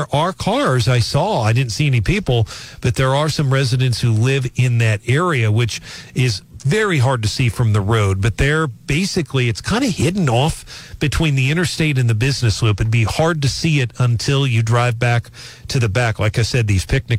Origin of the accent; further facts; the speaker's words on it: North St. Louis County, Missouri, United States; growing up in North St. Louis County